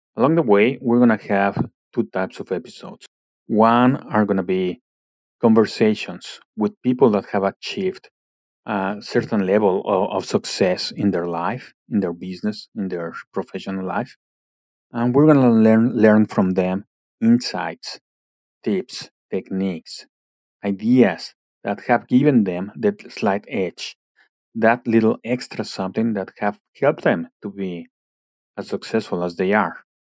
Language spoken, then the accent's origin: English; Mexico City, Mexico; now in Canada; I was born and raised in Mexico City